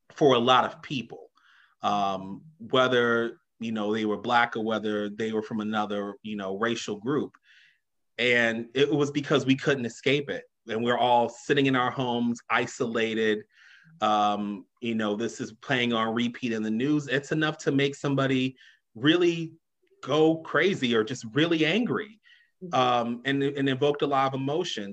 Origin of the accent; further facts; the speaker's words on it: Chicago, Illinois, United States; I grew up on the South Side, you know, originally from Englewood, grew up in Wrightwood too